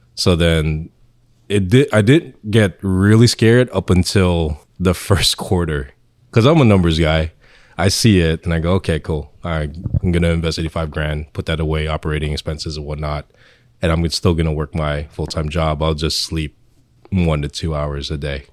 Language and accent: English; Irvington, New Jersey, United States; also born or lived in Philippines / Union, New Jersey; I was born in the Philippines, but I came here young, and then I grew up in Irvington, and then moved to Union